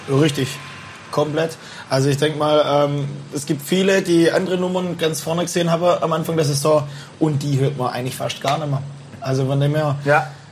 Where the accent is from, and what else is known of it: Bühlertann, Baden-Württemberg, Germany; born or raised there